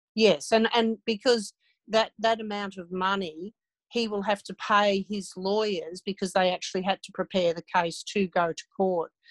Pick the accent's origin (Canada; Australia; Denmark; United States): Australia; Ballarat, Victoria; my hometown of over half my life